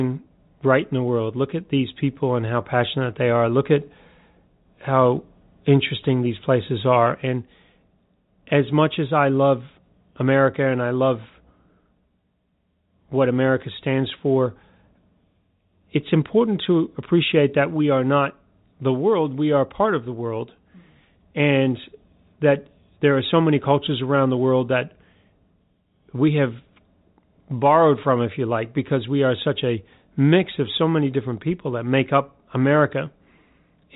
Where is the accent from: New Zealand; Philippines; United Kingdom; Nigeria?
New Zealand; moved away; I'm a Kiwi